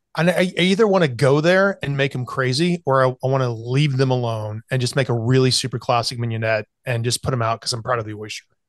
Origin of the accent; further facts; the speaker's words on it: South Carolina, United States; I grew up in South Carolina, especially when I was going to, uh, college in Charleston